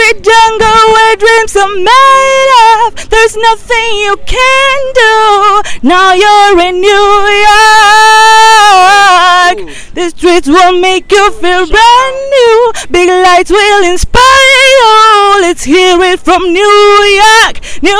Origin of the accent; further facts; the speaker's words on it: Chile; I'm from Chile, South America.